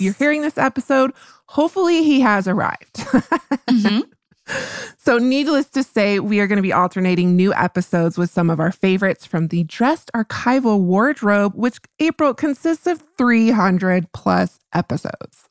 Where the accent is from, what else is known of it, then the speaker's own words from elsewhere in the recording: New Mexico, United States; my home state of New Mexico